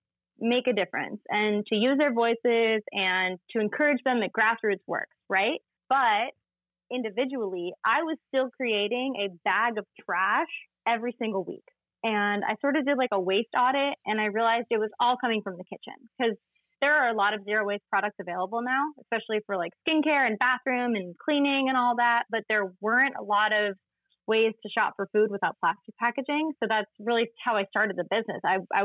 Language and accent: English; Connecticut, United States; born there; As you said, I was born in Connecticut, but I feel like a lot of my soul lives on the east end of Long Island where we met.